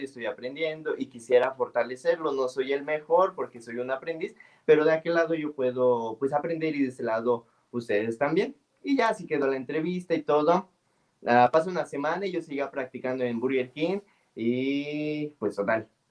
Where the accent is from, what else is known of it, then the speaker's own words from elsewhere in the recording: San Luis Potosí, Mexico; moved away as an adult; now in San Miguel de Allende, Mexico; yo soy de allá, de San Luis Potosí